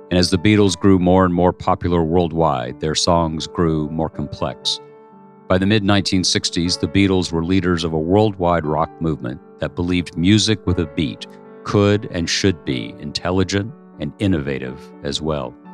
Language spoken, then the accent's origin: English; United Kingdom; I began to be ashamed of being British, and I'm a patriotic nationalist